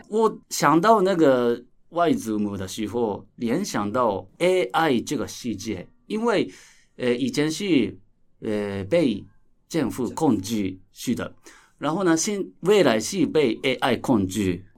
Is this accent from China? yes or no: no; Japan; Chinese is a second language; 我是来自日本的导演